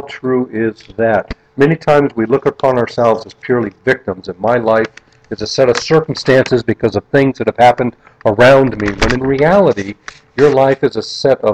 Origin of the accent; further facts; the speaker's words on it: North Kingsville, Ohio, United States; where I grew up in North Kingsville, Ohio